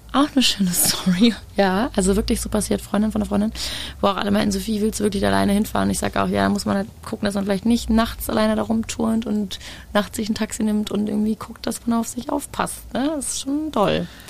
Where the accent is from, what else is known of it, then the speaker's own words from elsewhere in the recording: Germany; wir Deutschen